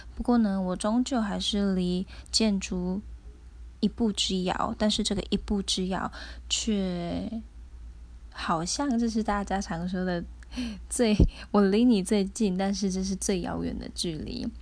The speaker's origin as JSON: {"language": "Chinese", "region": "Tainan", "country": "Taiwan", "said": "我是台南人"}